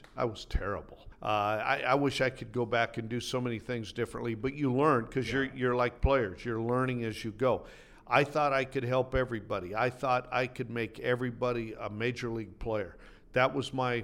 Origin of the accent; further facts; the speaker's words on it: the Northwest, Pacific Northwest, United States; I came from the Northwest